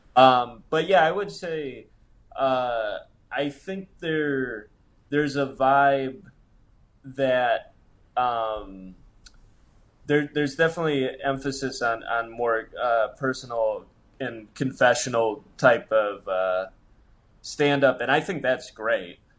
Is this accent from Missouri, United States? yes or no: no; Monroe, Michigan, United States; moved away as an adult; now in Los Angeles, United States; I grew up in a smallish town, Monroe